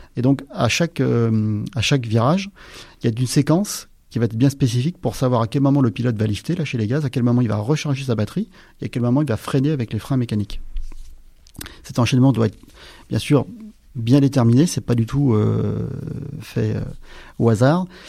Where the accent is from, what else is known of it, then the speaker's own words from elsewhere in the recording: Aix-les-Bains, Auvergne-Rhône-Alpes, France; moved away; je viens des Alpes